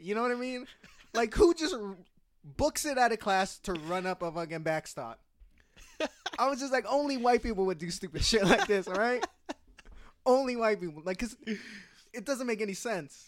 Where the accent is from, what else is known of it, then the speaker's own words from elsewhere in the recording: Newark, California, United States; also born or lived in San Jose; where I grew up in the East Bay